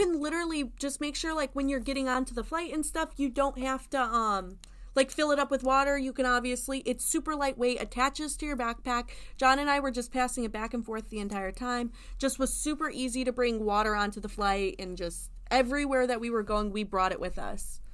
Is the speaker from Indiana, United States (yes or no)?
yes; Indiana, United States; now in Florida, United States; I'm from Indiana